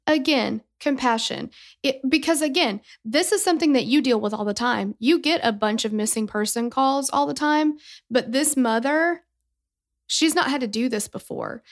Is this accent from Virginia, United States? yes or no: no; Tennessee, United States; we're from Tennessee